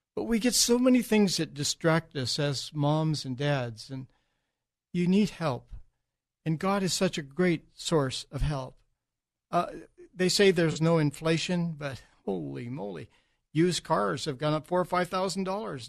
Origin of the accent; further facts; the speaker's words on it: United States; I'm an American